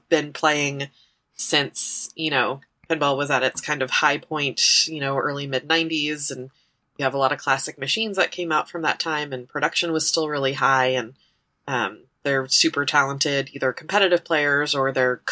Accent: New York, United States; moved away; also born or lived in Chicago; I grew up in New York

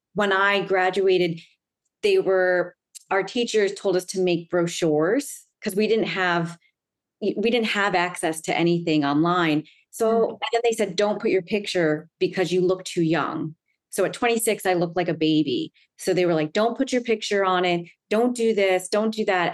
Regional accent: Long Island, New York, United States; now in Manhattan, United States; I grew up in Long Island, which is in New York

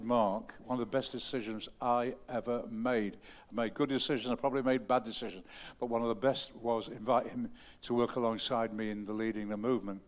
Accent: the North, the north of England, United Kingdom; I'm a Northerner and I don't show my emotions a great deal.

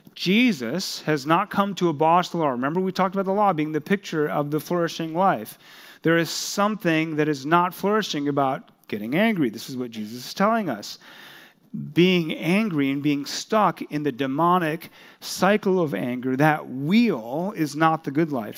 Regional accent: South Korea; that country, my home country

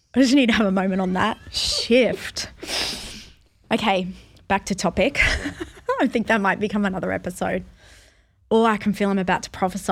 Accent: Australia; as an Australian

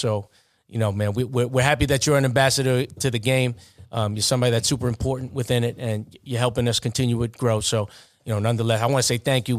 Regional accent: New York, United States; accent: thick New York; My New York accent is so thick.

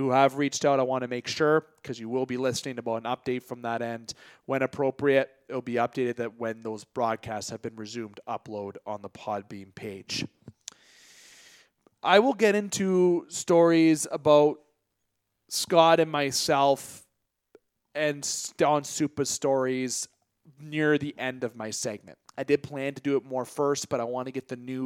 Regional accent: Canada; yours truly being a Canadian citizen

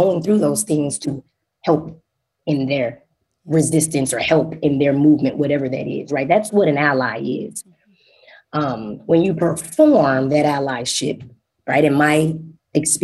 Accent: Dallas, Texas, United States; moved away as an adult; now in Urbana-Champaign, United States; born and raised in Dallas, Texas

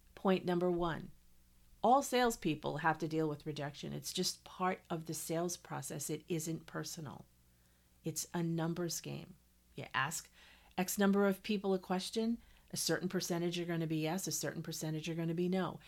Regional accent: New England, United States; moved away as an adult; also born or lived in Montana; I grew up in New England and lived the vast majority of my life in New England

